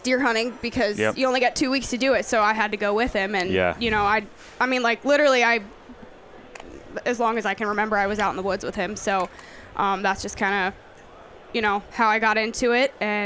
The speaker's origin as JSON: {"language": "English", "region": "Pennsylvania", "country": "United States", "tie": "born or raised there", "also_born_or_lived": "Missouri", "moved": "as an adult", "said": "I grew up deer hunting in Pennsylvania"}